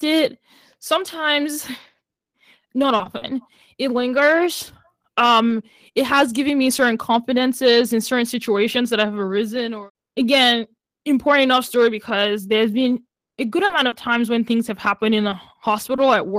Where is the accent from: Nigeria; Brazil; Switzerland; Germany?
Nigeria; now in United States; I grew up in Nigeria